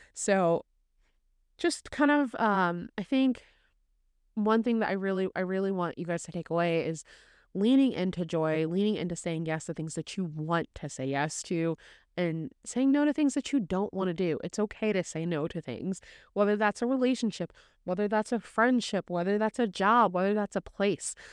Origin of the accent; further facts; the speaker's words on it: Indiana, United States; also born or lived in Chicago; I was born and raised in Indiana.